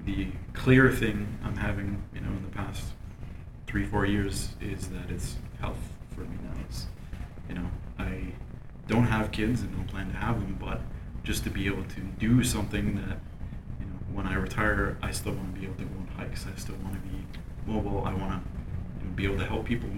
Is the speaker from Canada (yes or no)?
yes; Canada; As a Canadian boy, I just grew up on milk